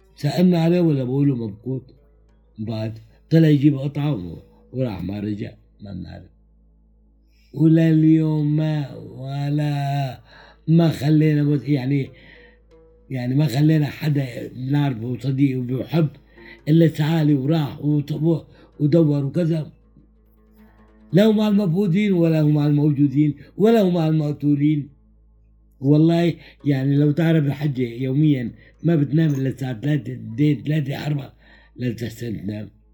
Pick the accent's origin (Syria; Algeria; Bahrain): Syria; Aleppo, Aleppo Governorate; moved away as an adult; also born or lived in Azaz, Syria; قمت رجعت لحلب